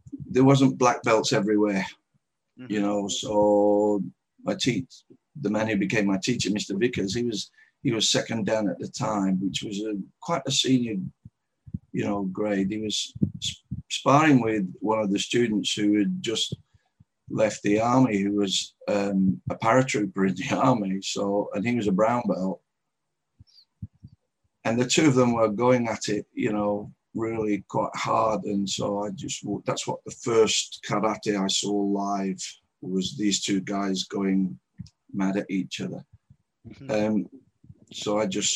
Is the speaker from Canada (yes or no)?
no; Manchester, North West England, United Kingdom; moved away as an adult; also born or lived in Dublin, Ireland; now in Western Australia, Australia; When I was about 3 years old, my family migrated to England. We settled in Manchester, so I grew up in Manchester and lived there till I was about